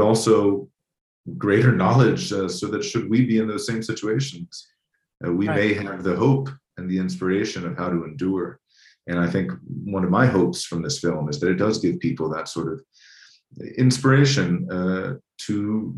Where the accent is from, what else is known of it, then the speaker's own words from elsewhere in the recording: United States; as an American